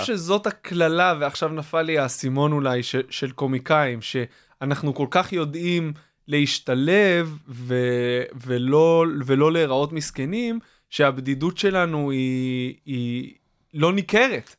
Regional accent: Kfar Hasidim, Haifa District, Israel; אני סוג של גדלתי, גדלתי בכפר חסידים, שזה ליד יגור

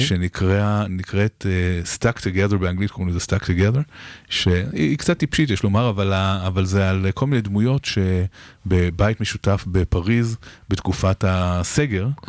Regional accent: Israel

